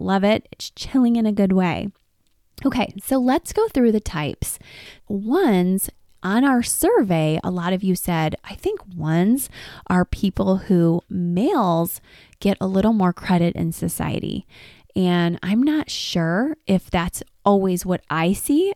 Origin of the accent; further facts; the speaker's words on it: Detroit, Michigan, United States; I'm from Detroit.